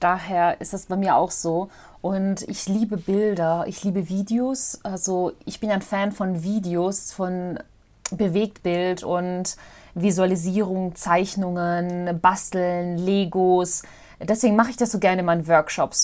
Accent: Mostar, Bosnia & Herzegovina; now in Germany; in Mostar, in Bosnien-Herzegowina, da wo ich auch ursprünglich herkomme

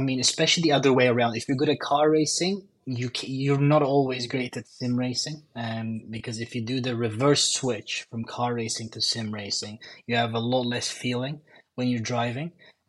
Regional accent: Istanbul, Turkey; A lot of traffic, yeah, that's for sure. But besides that, honestly, life, yeah, like I said, I mean, like you said, I mean, motocross racing when I was five. I actually won the Turkish motocross championship when I was six

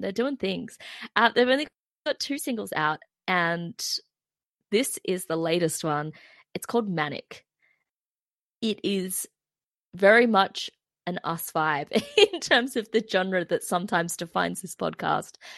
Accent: Terrigal, New South Wales, Australia; I'm from Terrigal

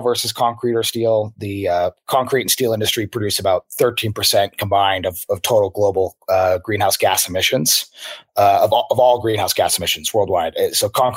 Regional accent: Spokane, Washington, United States; moved away; also born or lived in San Francisco / Seattle; So I grew up in Spokane, Washington, and Eastern Washington

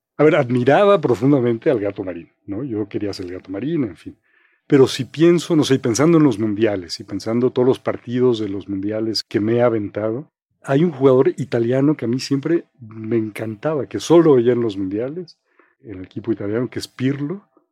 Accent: Mexico City, Mexico; yo crecí en Coyoacán

